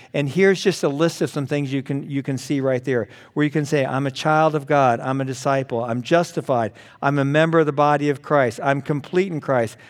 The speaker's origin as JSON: {"language": "English", "town": "Los Angeles", "region": "California", "country": "United States", "tie": "born or raised there", "said": "I was born in Los Angeles. My parents took me home at the end of the runway"}